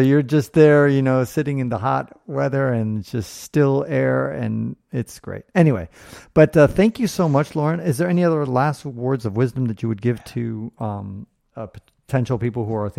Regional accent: United States

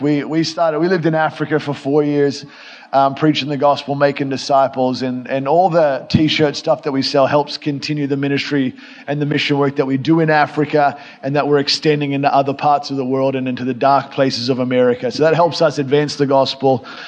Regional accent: Australia; I come from Australia, actually, from the real South, like the real, real South, Australia

